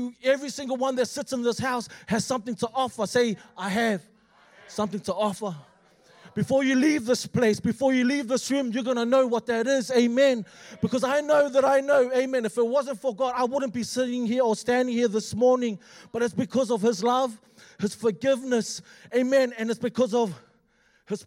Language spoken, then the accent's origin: English; Auckland, New Zealand; moved away as an adult; now in Australia; I'm originally from Auckland, born and raised